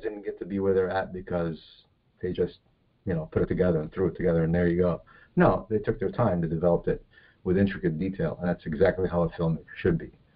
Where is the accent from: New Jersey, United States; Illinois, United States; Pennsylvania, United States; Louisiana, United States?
New Jersey, United States; born or raised there; moved away as an adult; also born or lived in Egypt / California; now in Florida, United States